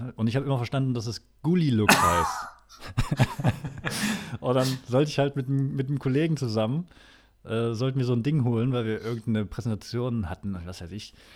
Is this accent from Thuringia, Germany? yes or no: yes; Erfurt, Thuringia, Germany; now in Cologne, Germany; ich komme aus Erfurt